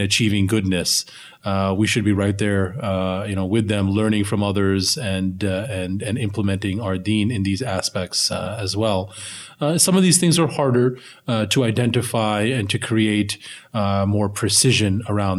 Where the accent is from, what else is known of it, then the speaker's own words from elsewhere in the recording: United States; we as American Muslims